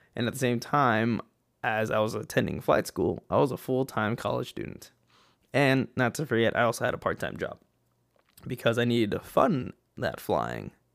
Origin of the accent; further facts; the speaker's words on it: El Paso, Texas, United States; moved away as an adult; I was born in El Paso, Texas, West Texas, okay? And out there, I was born and raised